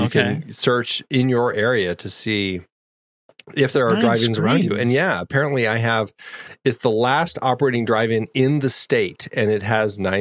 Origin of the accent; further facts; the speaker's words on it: Fort Collins, Colorado, United States; moved away as an adult; also born or lived in Boulder, Colorado; now in Phoenix, United States; I grew up in Fort Collins, just north, and we had a drive-in